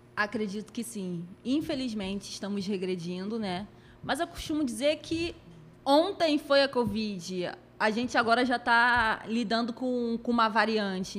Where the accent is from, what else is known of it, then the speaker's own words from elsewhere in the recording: Rio de Janeiro, Brazil; eu venho da periferia, né? Eu sou do Complexo da Maré